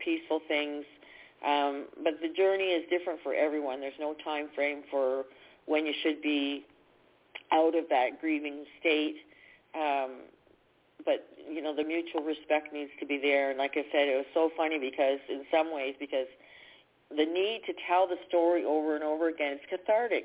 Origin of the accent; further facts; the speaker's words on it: Canada; I'm from Canada